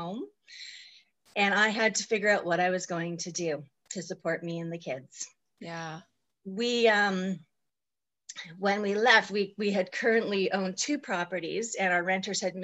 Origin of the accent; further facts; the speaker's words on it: Vancouver Island, British Columbia, Canada; also born or lived in Okanagan Valley, British Columbia; I was born on Vancouver Island, also in British Columbia, in 1968. I am definitely in midlife. I am currently 52. I lived on the island until 1999